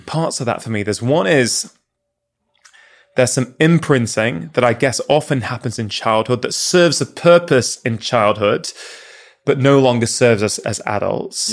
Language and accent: English; United Kingdom; as a kid growing up in the U K